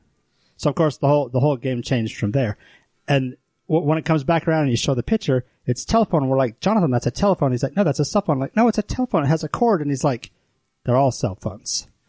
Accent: Pocatello, Idaho, United States; When I was a kid in Pocatello

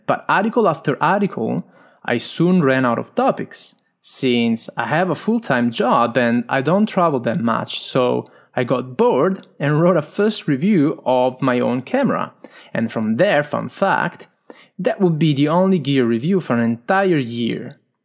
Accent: Italy; accent: strong Italian; English is a second language; I'm Italian, as you can hear from my strong accent

